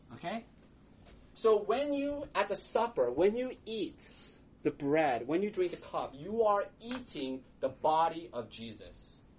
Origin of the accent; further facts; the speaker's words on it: United States; we are American individualists